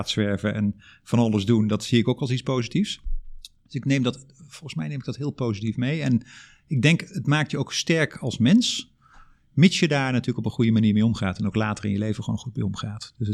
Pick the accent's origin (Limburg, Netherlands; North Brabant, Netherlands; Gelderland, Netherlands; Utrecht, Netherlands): North Brabant, Netherlands; Drunen; accent: Brabant; Eh, opgegroeid in Drunen, Brabant. Zeg de Brabander. Ik ben die uh, Brabantse accent ben ik onderweg ergens verloren.